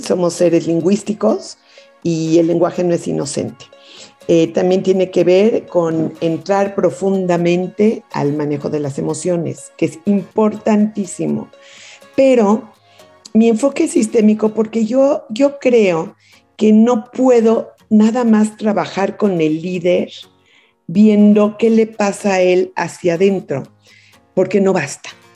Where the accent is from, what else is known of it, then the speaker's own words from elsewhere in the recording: Mexico City, Mexico; also born or lived in Kingston, Ontario, Canada; a los cuatro años ya me vine a México a la Ciudad de México y aquí fue donde crecí